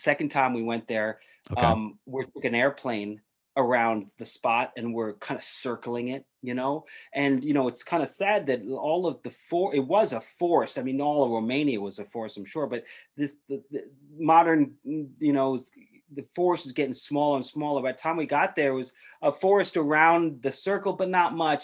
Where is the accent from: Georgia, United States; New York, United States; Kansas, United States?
New York, United States; New York City; I grew up in New York City, Upper East Side